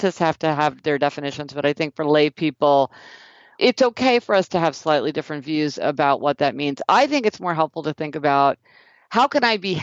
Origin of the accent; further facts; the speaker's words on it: Kansas City, Missouri, United States; I'm from Kansas City, Missouri